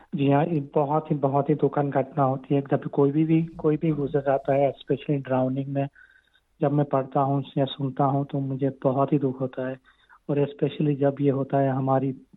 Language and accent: Hindi; Gujarat, India; moved away as an adult; now in Australia; मैं गुजरात से आया था